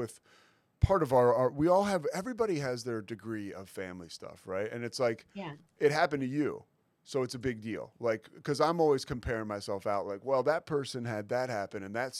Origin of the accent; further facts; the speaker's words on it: Northeast, United States; I'm from the Northeast, so I remember Crazy Eddie